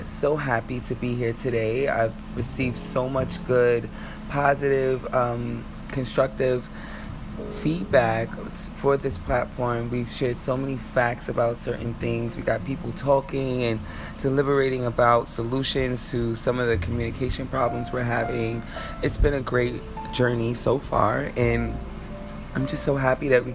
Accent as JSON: {"language": "English", "country": "United States", "said": "I'm American, so I can only speak from my reality, but especially for us here in America"}